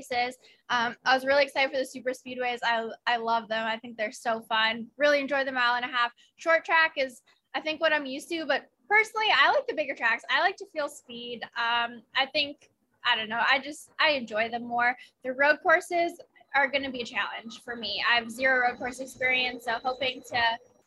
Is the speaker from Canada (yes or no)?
yes; Canada